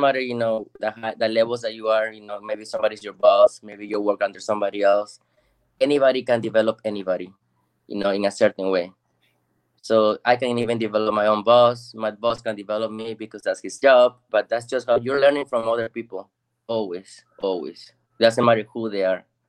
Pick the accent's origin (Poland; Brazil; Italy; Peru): Peru; Lima; now in Texas, United States; I'm originally from Lima, Peru.